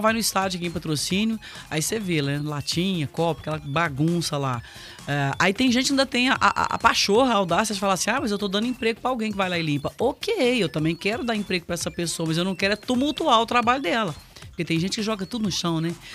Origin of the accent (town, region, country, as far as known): Brazil